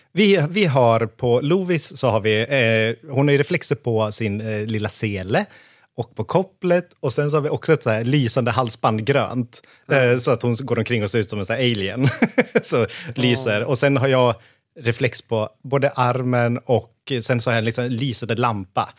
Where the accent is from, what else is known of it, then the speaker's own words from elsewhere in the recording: Hofors, Gävleborg County, Sweden; moved away as an adult; also born or lived in Stockholm; now in Hofors, Sweden; jag är född och uppvuxen i Hofors